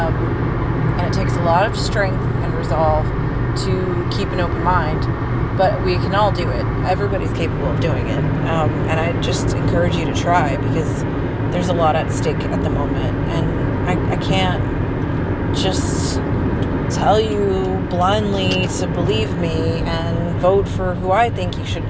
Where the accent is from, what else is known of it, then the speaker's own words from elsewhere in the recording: Texas, United States; also born or lived in Port Isabel, Texas / Lockhart, Texas / Houston, Texas / Austin, Texas; I grew up in Texas, and I've lived here my whole life